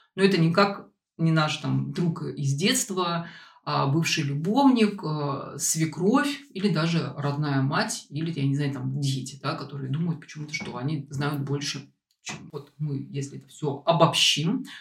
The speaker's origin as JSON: {"language": "Russian", "region": "Saint Petersburg", "country": "Russia", "tie": "born or raised there", "moved": "yes", "said": "в Петербург, откуда я родом"}